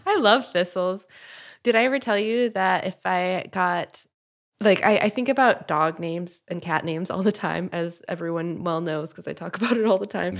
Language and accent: English; Midwest, United States; growing up in the Midwest, we had a lot of milkweeds